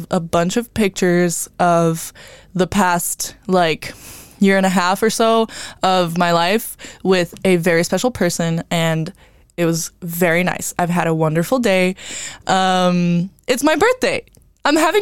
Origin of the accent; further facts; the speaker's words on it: Brazil; moved away; I'm from Brazil